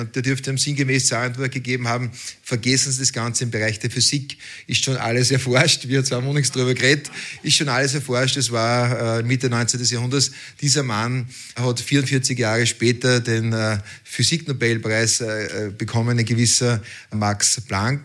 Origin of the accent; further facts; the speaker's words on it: Austria; als Österreicher